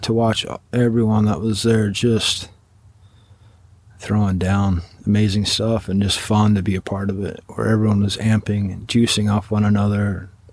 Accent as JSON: {"language": "English", "region": "Washington", "country": "United States", "tie": "born or raised there", "said": "growing up in Washington, like you were"}